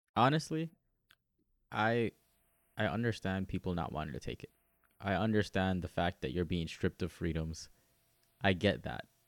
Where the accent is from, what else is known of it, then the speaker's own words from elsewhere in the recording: near Miami, Florida, United States; I'm from Miami. I like, or I'm from close to Miami.